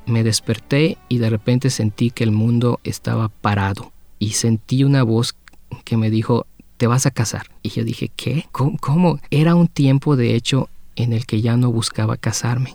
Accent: Mexico; moved away; yo vengo de México

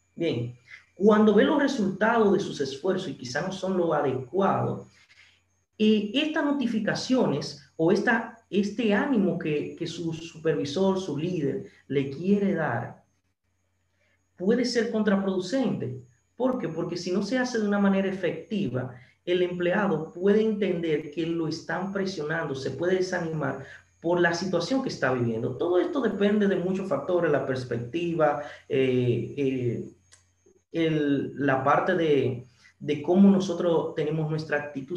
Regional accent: San Francisco de Macorís, Duarte, Dominican Republic; aquí en mi ciudad natal, San Francisco

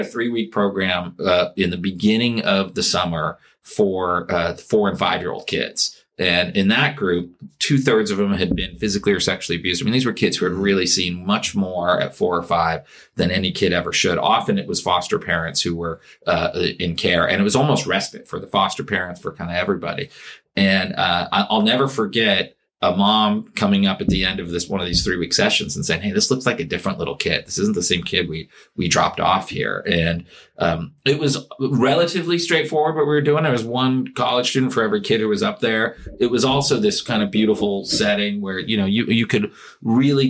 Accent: Phoenix, Arizona, United States; also born or lived in Tempe, Arizona / New Haven, Connecticut; A local kid, kind of born and raised here in Phoenix

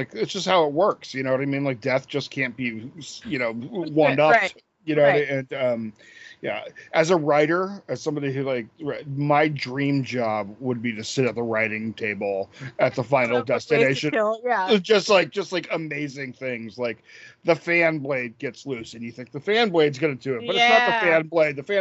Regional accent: Bridgeport, Connecticut, United States; I'm from Connecticut. We used to go to Long Island Sound all the time.

